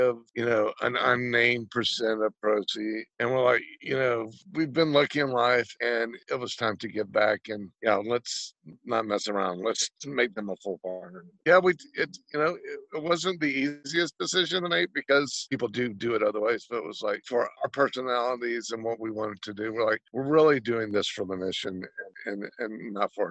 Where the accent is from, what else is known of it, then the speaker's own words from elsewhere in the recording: Georgia, United States; also born or lived in Alameda; now in Lodi, United States; I'm from Georgia